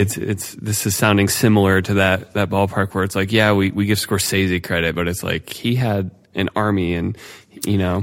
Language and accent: English; Ohio, United States; I grew up in Ohio